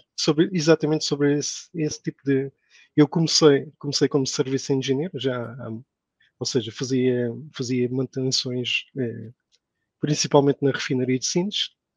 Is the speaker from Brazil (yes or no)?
no; Portugal; moved away as an adult; now in Saudi Arabia; termos de nascido em Portugal